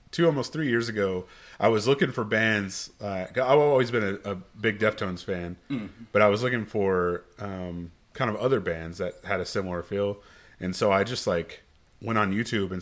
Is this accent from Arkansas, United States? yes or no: no; Axtell, Texas, United States; I grew up in Axtell